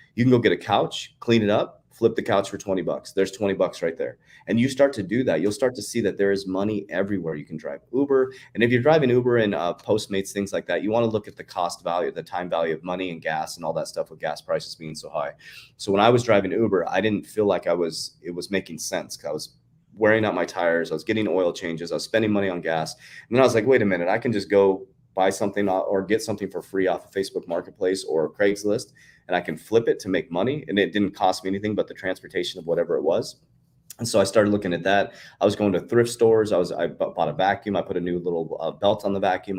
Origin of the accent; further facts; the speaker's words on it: United States; I am proud to be an American